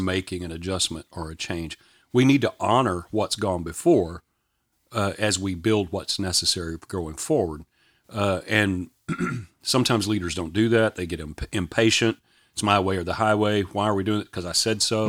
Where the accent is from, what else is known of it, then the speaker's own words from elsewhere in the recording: Shreveport, Louisiana, United States; I grew up in Shreveport, Louisiana